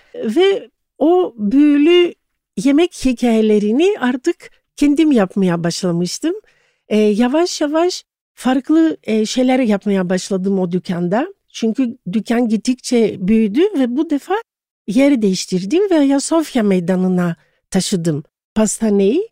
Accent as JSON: {"language": "Turkish", "region": "Istanbul", "country": "Turkey", "tie": "born or raised there", "also_born_or_lived": "Thessaloniki, Greece", "moved": "as an adult", "said": "İstanbul doğumluyum. Hı-hı. Boğaziçi, Kandilli'de çok güzel bir evde, sevgi dolu bir ailede e, doğdum."}